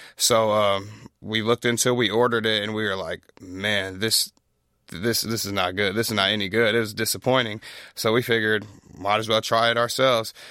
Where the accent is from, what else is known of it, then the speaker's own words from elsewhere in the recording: Pflugerville, Texas, United States; I grew up in Pflugerville, so just north of here, not too far